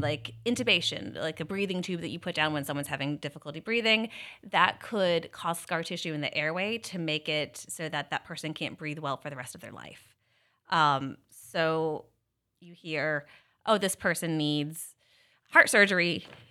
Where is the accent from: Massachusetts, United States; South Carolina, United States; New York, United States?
South Carolina, United States; moved away as an adult; also born or lived in Kansas City; now in Philadelphia area, United States; I'm actually from South Carolina